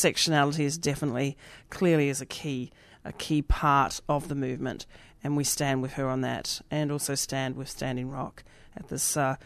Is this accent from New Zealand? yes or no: yes; New Zealand; now in Australia; I'm from Aotearoa originally, so that's what we say down there